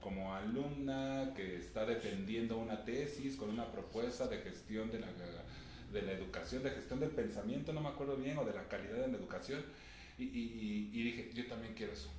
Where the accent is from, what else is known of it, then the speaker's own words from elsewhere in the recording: Mexico City, Mexico; Nací entonces en la Ciudad de México, al norte de la Ciudad de México, eh, muy cerca de donde mis papás han vivido desde que se casaron